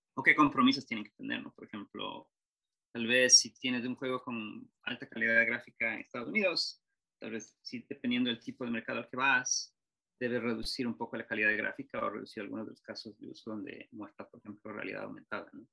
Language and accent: Spanish; Ecuador; yo soy de Ecuador